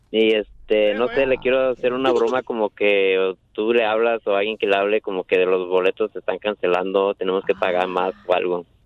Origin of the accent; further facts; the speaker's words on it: Celaya, Guanajuato, Mexico; now in United States; soy de Guanajuato, Celaya, Guanajuato.